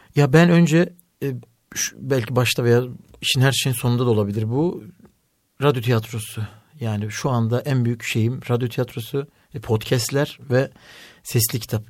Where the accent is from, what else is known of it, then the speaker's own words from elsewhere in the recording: Elazığ, Elazığ Province, Turkey; ben Elazığlıyım eşim Bartınlı.